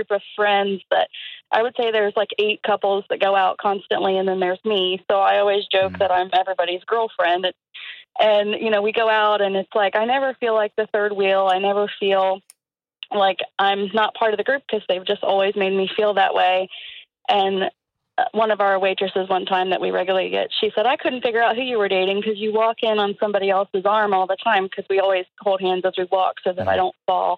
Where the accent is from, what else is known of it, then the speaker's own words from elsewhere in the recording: Columbus, Ohio, United States; I still live where I grew up, in the same town